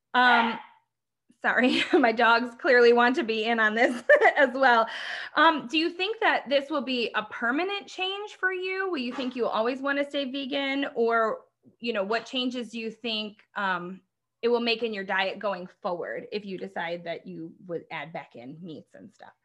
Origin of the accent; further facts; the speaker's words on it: Midwest, United States; we grew up in the Midwest